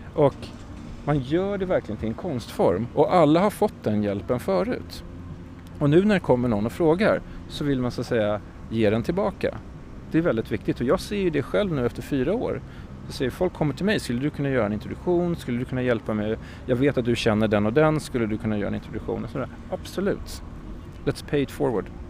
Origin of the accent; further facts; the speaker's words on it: Sweden; moved away as an adult; also born or lived in London, United Kingdom / Stockholm, Sweden; now in New York, United States; som svensk